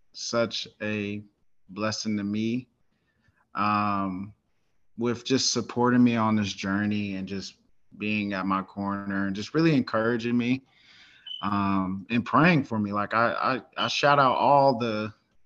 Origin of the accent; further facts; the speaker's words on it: Denton, Texas, United States; also born or lived in Carrollton, Texas; I'm from Den, Texas. Grew up here. I was born in Carrollton.